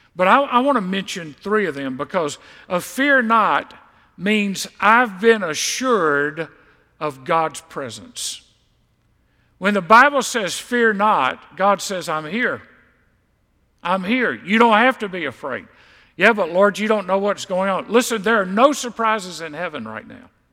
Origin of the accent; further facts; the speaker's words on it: Mississippi Gulf Coast, United States; I grew up on the Mississippi Gulf Coast